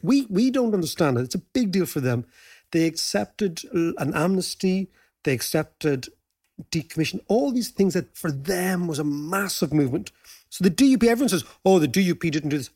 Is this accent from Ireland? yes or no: yes; Ireland